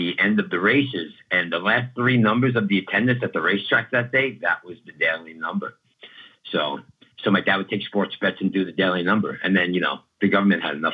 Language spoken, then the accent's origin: English; New York City, New York, United States; also born or lived in Southern California / Florida; now in California, United States; I was born in East New York, Brooklyn, in the 70s